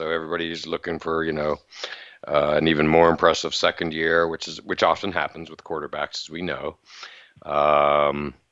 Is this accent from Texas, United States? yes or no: no; Western Pennsylvania, United States; growing up in Western PA